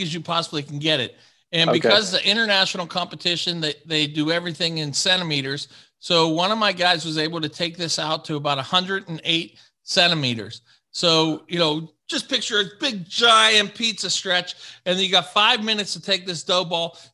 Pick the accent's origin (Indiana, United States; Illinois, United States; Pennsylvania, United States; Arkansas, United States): Pennsylvania, United States; Pittsburgh; I'm from Pittsburgh, Pennsylvania